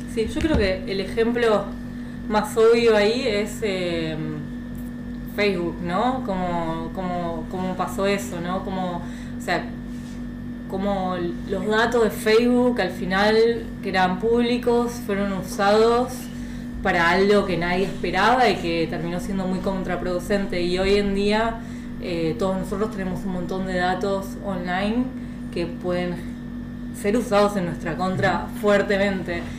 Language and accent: Spanish; Argentina; moved away as an adult; also born or lived in France / Boston, United States; yo soy de Argentina, mis papás venden ropa, o son comerciantes